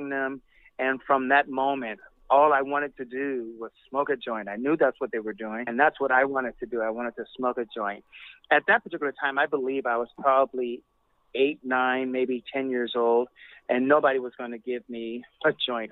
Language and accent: English; Chicago, Illinois, United States; I was born in Chicago